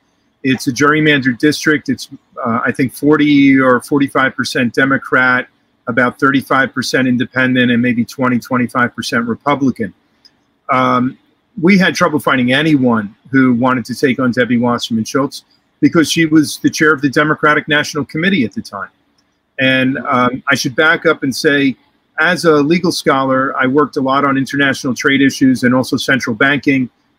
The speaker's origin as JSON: {"language": "English", "region": "New York", "country": "United States", "tie": "born or raised there", "also_born_or_lived": "New Mexico", "moved": "as an adult", "lives_now": "Fort Lauderdale, United States", "said": "I grew up in New York"}